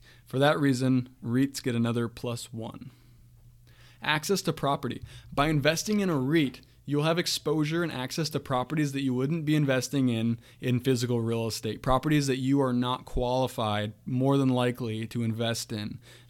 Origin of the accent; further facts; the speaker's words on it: Washington, United States; Where I grew up in Eastern Washington State, grew up through the housing crisis